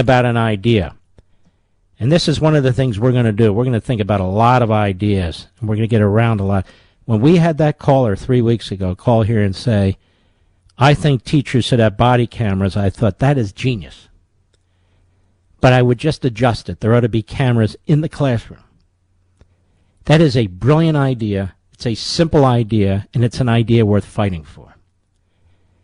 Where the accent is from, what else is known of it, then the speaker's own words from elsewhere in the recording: Pennsylvania, United States; your state of Pennsylvania, my home state